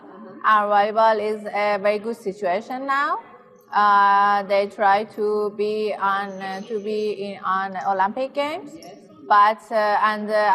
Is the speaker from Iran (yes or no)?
yes; Iran; I'm from Iran